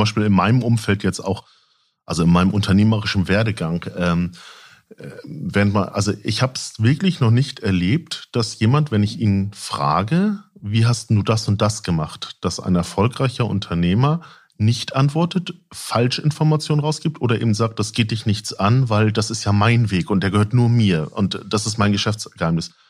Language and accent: German; Lübeck, Schleswig-Holstein, Germany; Ich bin äh, eigentlich gebürtiger Lübecker